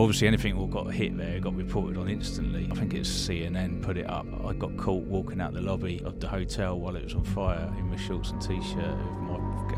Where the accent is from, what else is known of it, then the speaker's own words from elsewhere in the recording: Eastbourne, South East England, United Kingdom; So I'm originally from Eastbourne, which is, for lots of people don't really know where Eastbourne is, but it's just along the coast from Brighton, not far, half an hour from Brighton.